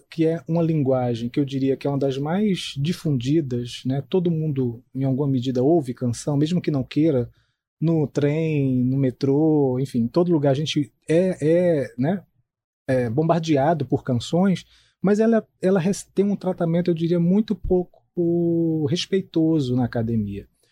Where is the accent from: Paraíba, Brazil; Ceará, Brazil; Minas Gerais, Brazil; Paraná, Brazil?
Paraíba, Brazil; Itabaiana; moved away as an adult; also born or lived in João Pessoa; sou natural do interior da Paraíba, de uma cidade chamada Itabaiana.